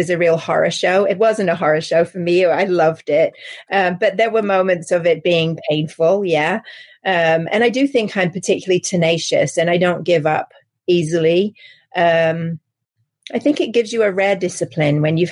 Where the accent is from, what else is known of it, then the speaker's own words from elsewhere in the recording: England, United Kingdom; accent: English; moved away as an adult; also born or lived in Paris; now in United States; As you can probably tell from my accent, I'm English. So my career started in England and in Paris